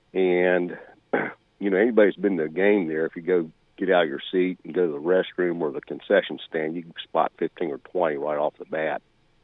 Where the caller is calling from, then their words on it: Huntington, United States; from Huntington.